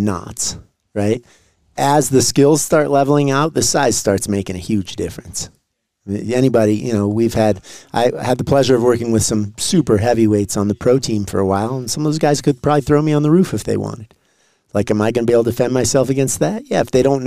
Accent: Santa Fe, New Mexico, United States; also born or lived in Brazil; now in Boulder, United States; I did martial arts since I was a child in Santa Fe, New Mexico.

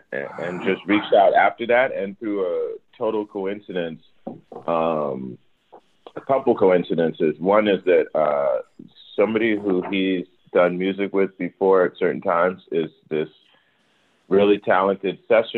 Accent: Maryland, United States; We're both from Maryland

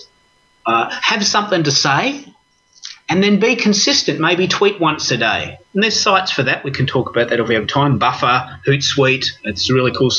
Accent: Australia; I'm an Aussie

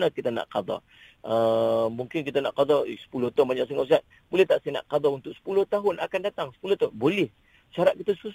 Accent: Penang, Malaysia; saya orang Pinang

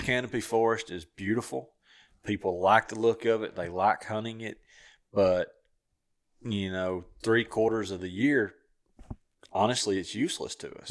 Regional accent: Southern Tennessee, United States; where I grew up hunting in Southern Tennessee

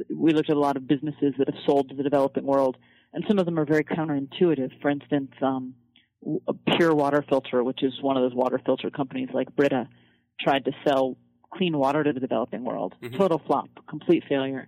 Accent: Fairbanks, Alaska, United States; also born or lived in Colorado; now in Washington, D.C., United States; I'm from Fairbanks, Alaska, and um, that's a pretty rural frontier town, and that's probably the, the place that's closest to my heart

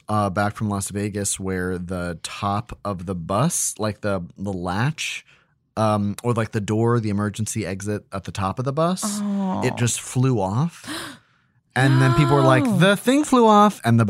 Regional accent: Australia; Rock, where a whole school excursion disappeared and were never found, are two that terrified us as Australian children.

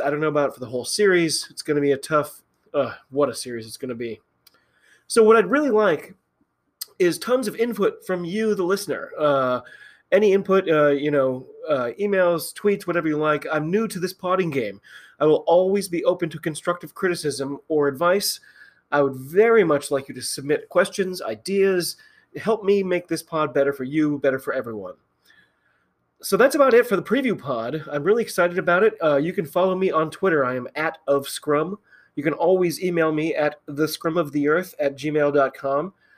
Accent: United States; I'm an American rugby fan

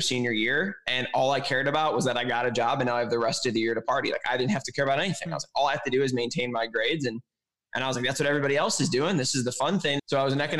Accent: Chicago, Illinois, United States; moved away as an adult; also born or lived in Milwaukee; I was living in Milwaukee, but I was from Chicago

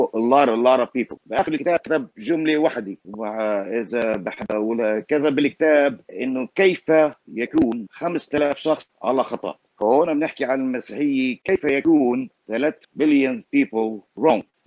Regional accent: Palestine; accent: Palestinian; انا لهجتي فلسطينيه

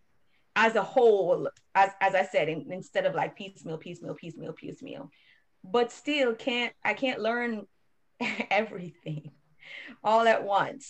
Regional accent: Jamaica; now in United States; we, from Jamaica

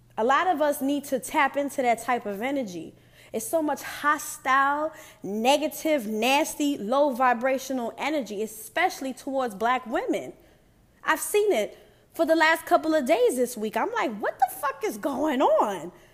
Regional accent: New York, United States; I'm from New York

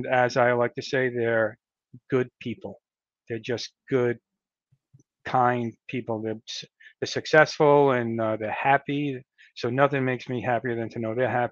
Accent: Rhode Island, United States; also born or lived in Connecticut / Massachusetts; I was born and raised in Rhode Island. I've lived here pretty much my whole life

